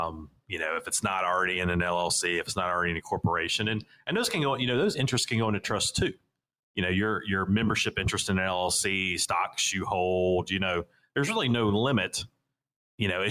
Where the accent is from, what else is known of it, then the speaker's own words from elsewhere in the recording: Raleigh, North Carolina, United States; I'm originally from the South Raleigh area here